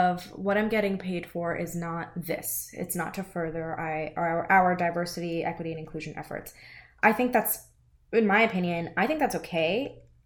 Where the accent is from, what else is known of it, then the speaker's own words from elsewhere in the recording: United States; I was educated in the United States, I was born in the United States, I don't have an accent